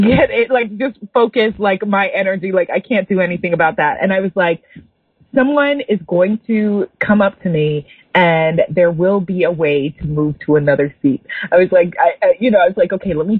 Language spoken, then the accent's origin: English; New York, United States; I'm from New York